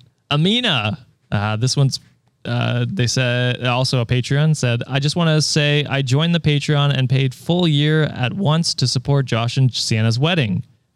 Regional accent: Ontario, Canada; Number one, yes, I am Canadian. Ontarian, in fact. God damn it.

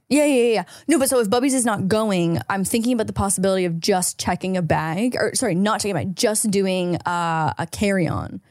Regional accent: Canada; now in United States; as a Canadian visa holder

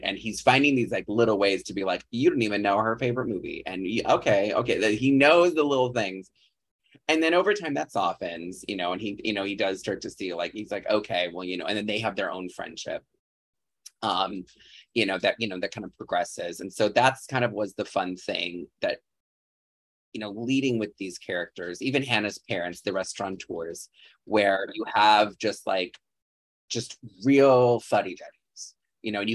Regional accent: a farm town a few hours outside Chicago, Illinois, United States; born or raised there

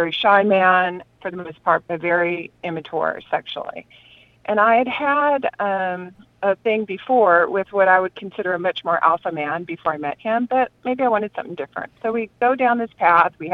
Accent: Southern California, United States; moved away as an adult; I'm from Southern California

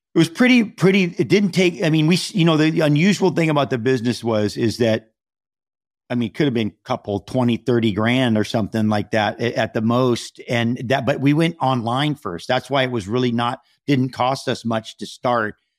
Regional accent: Hawaii, United States; now in Malibu, United States; I'm from Hawaii, and so we have a home there

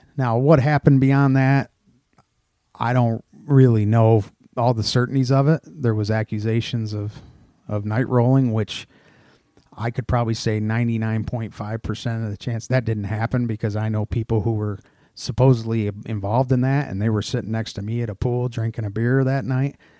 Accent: Odessa, New York, United States; moved away; Finger Lakes region of New York in a town called Odessa, New York.

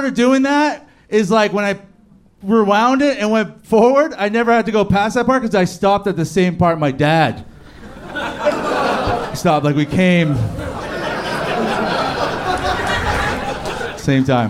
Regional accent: Hamilton, Ontario, Canada; I'm from Canada

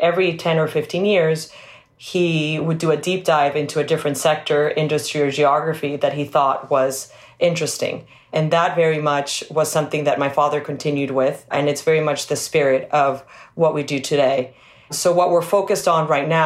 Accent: Venezuela; moved away; also born or lived in New York; So I grew up in Venezuela. That's where I was born and went to school.

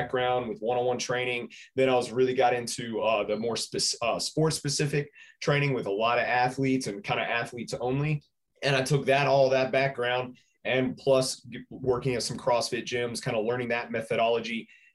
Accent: Birmingham, Alabama, United States; also born or lived in Gadsden, Alabama; I was born and raised in Birmingham here, where the gym is now

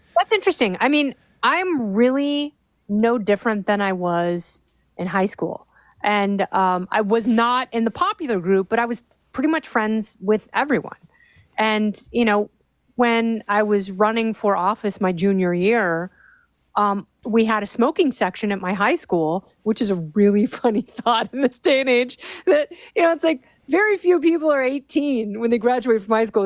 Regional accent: Los Angeles, California, United States; my hometown in Pacific Palisades, California

